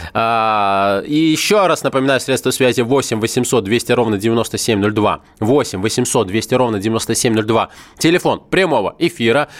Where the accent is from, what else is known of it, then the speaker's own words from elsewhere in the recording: Moscow, Russia; я коренной москвич, в родном городе